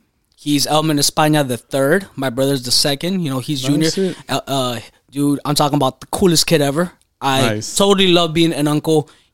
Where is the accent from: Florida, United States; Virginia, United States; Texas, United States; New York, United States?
Texas, United States; McAllen; now in North Hollywood, United States; McAllen, Texas.